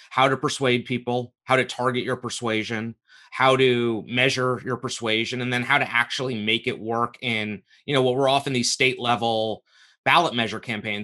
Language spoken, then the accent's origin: English; New York and Westchester County, United States; I grew up in New York and in Westchester County. And I went to high school in the Bronx